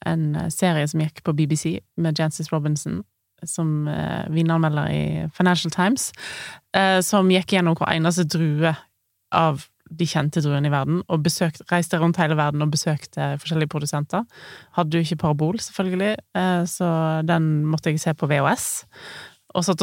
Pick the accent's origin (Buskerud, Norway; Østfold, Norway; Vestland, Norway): Vestland, Norway; Voss; jeg kommer fra bygda. Jeg kommer ikke fra Oslo, sånn som du gjør.